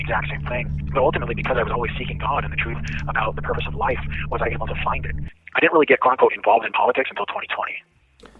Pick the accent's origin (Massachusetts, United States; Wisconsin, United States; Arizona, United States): Arizona, United States; I grew up in Arizona